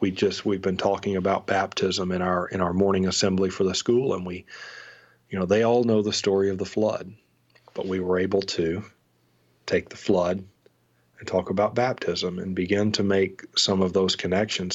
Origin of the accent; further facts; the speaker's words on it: North Alabama, United States; also born or lived in Seward, Nebraska; I was from North Alabama